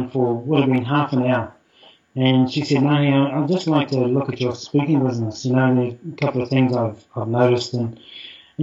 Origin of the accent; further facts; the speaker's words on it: New Zealand; who I am as a Māori